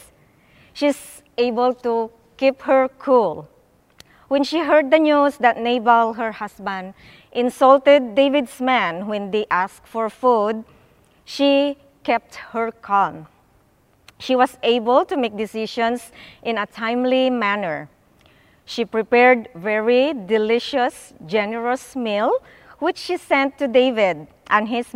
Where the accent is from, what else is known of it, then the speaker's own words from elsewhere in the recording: Philippines; moved away; I grew up in the Philippines